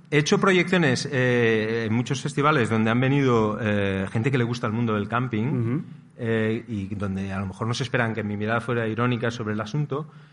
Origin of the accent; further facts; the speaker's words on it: Barcelona, Catalonia, Spain; moved away as an adult; now in Costa Brava, Spain; yo vivo en la Costa Brava, soy de Barcelona, pero hace muchos años que vivo en la Costa Brava